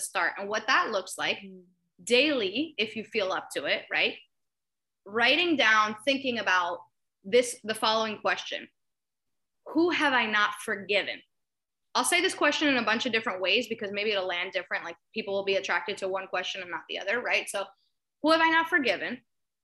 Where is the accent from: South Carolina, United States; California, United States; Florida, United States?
Florida, United States; Miami; I'm from Miami, Florida